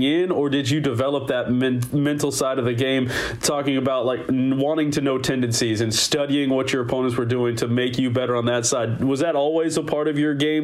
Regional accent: Southern California, United States; I grew up in Southern California

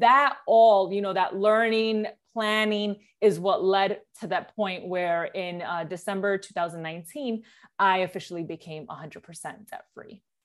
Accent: New York City, New York, United States; moved away as an adult; now in Jersey City, United States; I was born and raised in the Bronx, New York

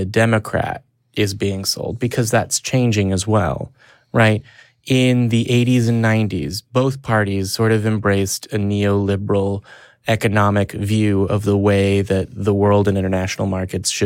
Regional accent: United States; as an American people

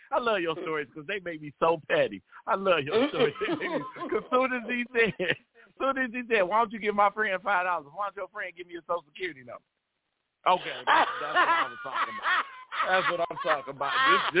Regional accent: El Salvador; I'm from El Salvador. Like, you are not going to be talking about me and my people.

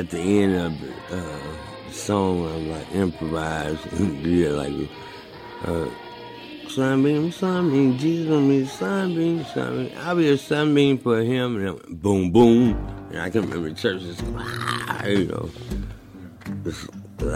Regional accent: St. Louis, Missouri, United States; now in Clarksdale, United States; Where I grew up playing structured drums in elementary school, fifth grade, on through high school.

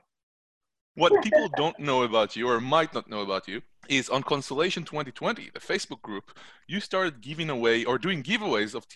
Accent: Israel; growing up in Israel

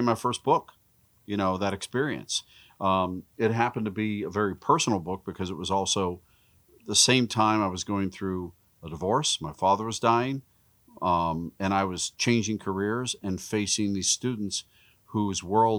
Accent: Pittsburgh, Pennsylvania, United States; we grew up in Pittsburgh, just outside of Pittsburgh.

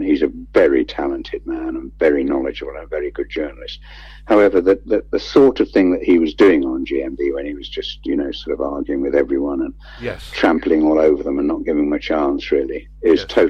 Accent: Hertfordshire, East of England, United Kingdom; now in Midlands, United Kingdom; I feel so devoted to the Midlands, even though, as I said earlier, I come from Hertfordshire down south

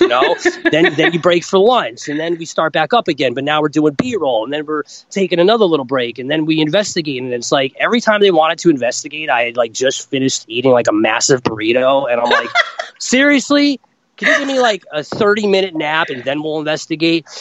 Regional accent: Rochelle Park, New Jersey, United States; I grew up in New Jersey, northern New Jersey, little town called Rochelle Park.

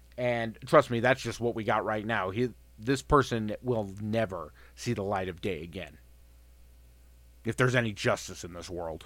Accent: Colorado, United States; I was born and raised here in Colorado

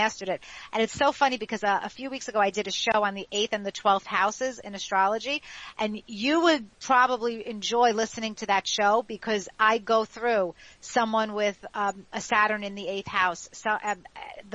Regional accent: New York City, New York, United States; the block that I grew up in Ozone Park, Queens

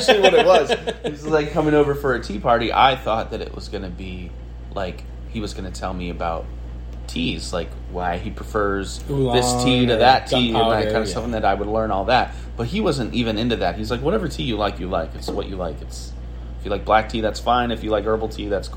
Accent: United States

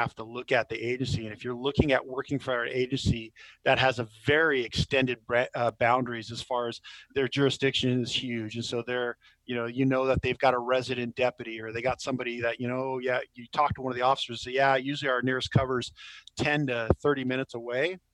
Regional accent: California, United States; I'm from California

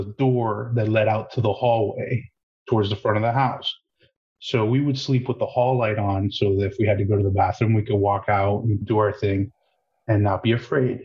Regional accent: Miami Lakes, Florida, United States; I grew up in Miami Lakes area down south, South Florida.

